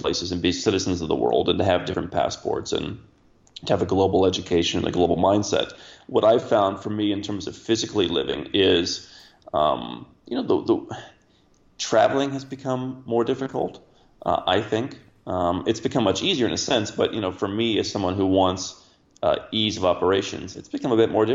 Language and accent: English; Cleveland, Ohio, United States; moved away; I grew up in Cleveland, Ohio